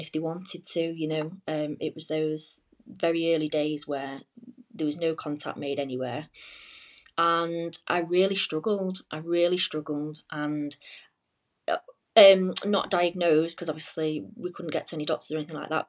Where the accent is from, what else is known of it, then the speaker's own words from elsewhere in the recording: just outside Manchester, Cheshire, North West England, United Kingdom; now in Leeds, United Kingdom; I'm originally from um, just outside Manchester, like Cheshire